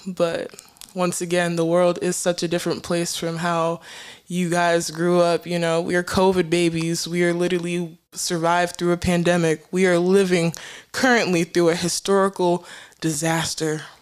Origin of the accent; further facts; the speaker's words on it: United States; I grew up in America, but yet I am submersed in African culture. My parents are Cameroonian, so I'm Cameroonian Americans.